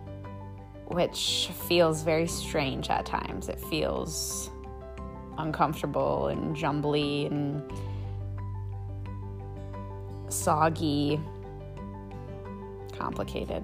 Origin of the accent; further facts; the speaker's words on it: Minneapolis, Minnesota, United States; moved away as an adult; also born or lived in Maine; now in Burlington, United States; I grew up in Minneapolis, Minnesota